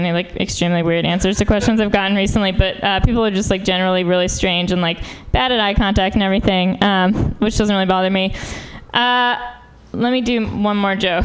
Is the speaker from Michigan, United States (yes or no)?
no; New York, United States; moved away as an adult; now in San Francisco, United States; I'm from New York.